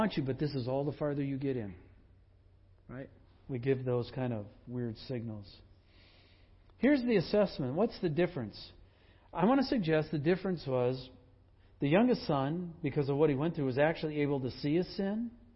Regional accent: Sugar Bush, Wisconsin, United States; moved away; I grew up in Sugar Bush

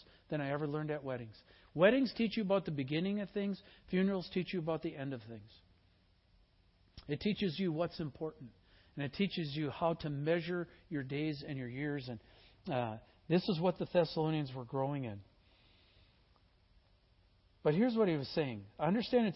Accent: Midwest, United States; I was born in the Midwest

